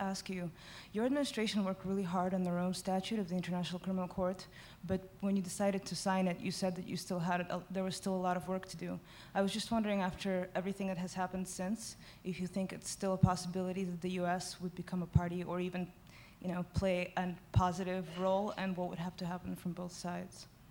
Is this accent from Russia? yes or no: yes; Russia; moved away; I'm from Russia